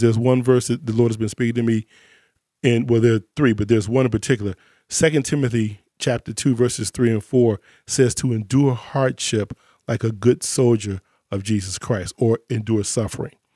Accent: Chicago, Illinois, United States; I grew up in Chicago

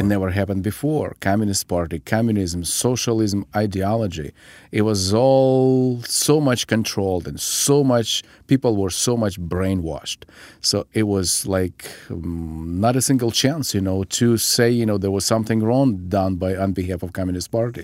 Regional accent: Ukraine; moved away; I was born and raised in the Ukrainian part of the former Soviet Union

